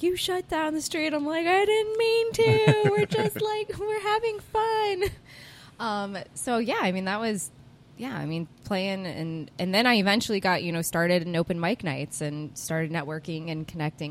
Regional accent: Naples, Florida, United States; I grew up in Naples. I used to drive from Naples up here to downtown Fort Myers

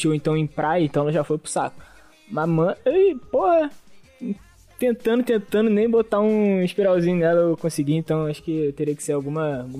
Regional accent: Belford Roxo, Rio de Janeiro, Brazil; Eu sou gringo, eu sou de Belfort Roxo.

